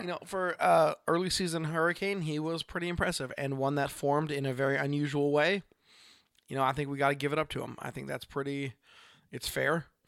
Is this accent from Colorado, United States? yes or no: no; Oregon, United States; from Oregon